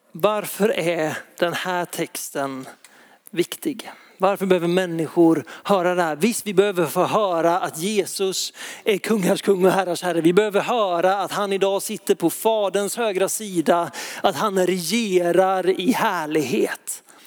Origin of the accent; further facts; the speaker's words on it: Lysekil, Västra Götaland, Sweden; i Lysekil där jag växte upp